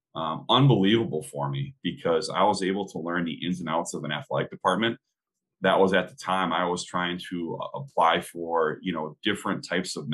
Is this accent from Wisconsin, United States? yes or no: yes; central Wisconsin, United States; I ended up coaching a AAU team while I was in college out of central Wisconsin, kind of back in my hometown